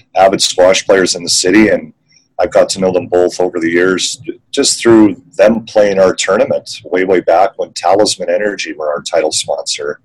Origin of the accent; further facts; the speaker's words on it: Victoria, British Columbia, Canada; moved away as an adult; also born or lived in Vancouver; now in Calgary, Canada; I grew up in Victoria